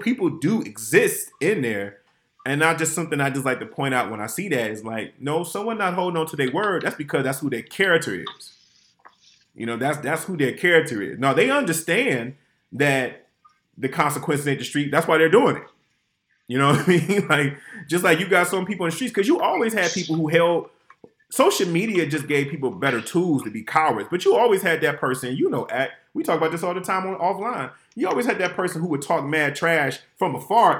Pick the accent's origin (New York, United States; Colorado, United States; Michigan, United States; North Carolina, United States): Michigan, United States; Detroit; my hometown